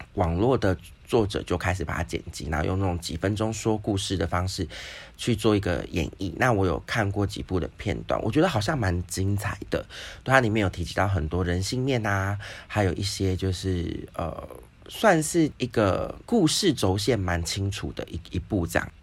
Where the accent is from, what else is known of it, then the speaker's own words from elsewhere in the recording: Taiwan; 我觉得我们台湾人就是棒棒